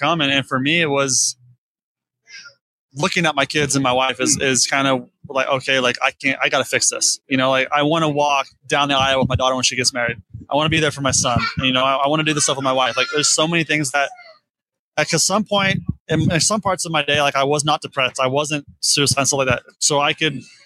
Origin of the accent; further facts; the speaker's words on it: Florida, United States; I'm from Florida, so I grew up with James